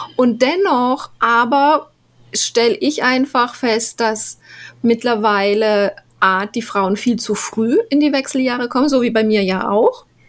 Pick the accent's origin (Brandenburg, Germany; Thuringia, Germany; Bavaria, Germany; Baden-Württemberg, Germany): Baden-Württemberg, Germany; Black Forest; moved away as an adult; now in Panama; ich bin im Schwarzwald groß geworden